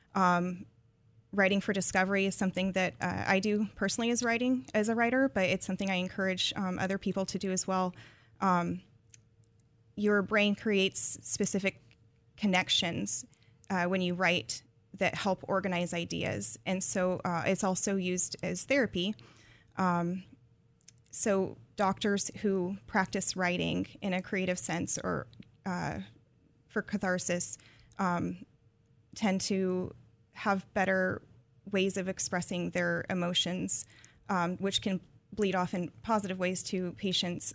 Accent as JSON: {"language": "English", "town": "Palmdale", "region": "California", "country": "United States", "tie": "born or raised there", "said": "the town that I grew up in, um, is a bedroom community north of L"}